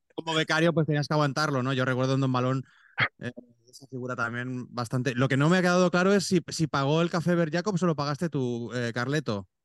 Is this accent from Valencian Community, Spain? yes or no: no; Aragon, Spain; No soy neerlandés, yo soy aragonés